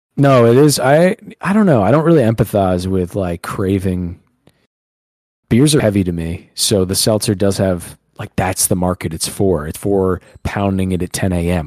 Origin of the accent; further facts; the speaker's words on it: Northeast, United States; We're from the Northeast.